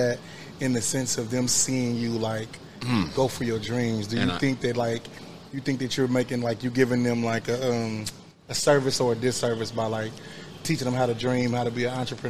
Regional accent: Kansas City, Kansas, United States; They don't know that I'm from Wyandotte County a lot of times.

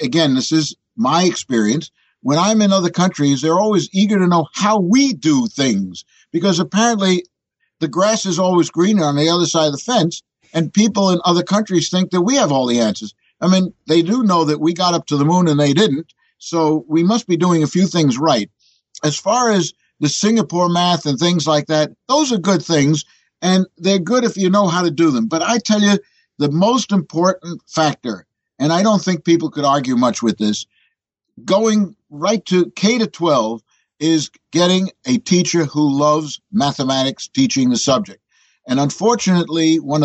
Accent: New York City, New York, United States; But I'm a born New Yorker. As a matter of fact, born in Manhattan.

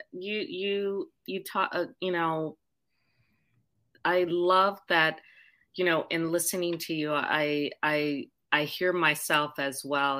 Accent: Oahu, Hawaii, United States; also born or lived in Puerto Rico; I was born in Puerto Rico, raised on the island of Oahu

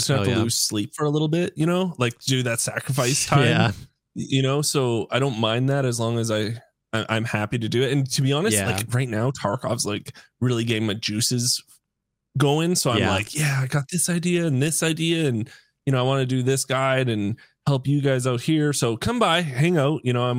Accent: Canada; I'm Canadian.

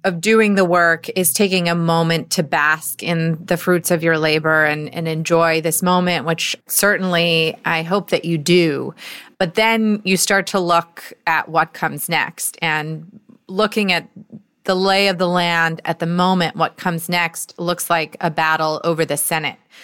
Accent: Georgia, United States; I'm from Georgia

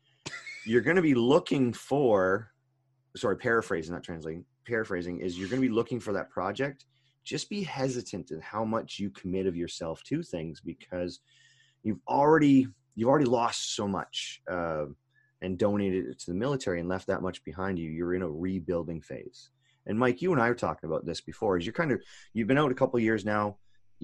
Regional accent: Canada; I grew up in Canada

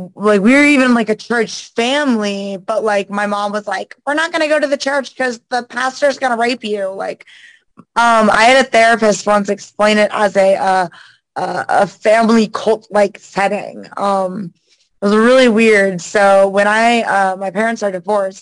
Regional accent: Winter Garden, Florida, United States; also born or lived in Daytona Beach; I'm originally from like Orlando area, West Orlando, um, Winter Garden to be exact

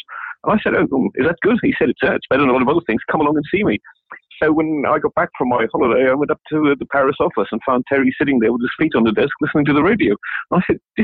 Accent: County Down, Northern Ireland, United Kingdom; moved away; also born or lived in Berlin; I was born in County Down

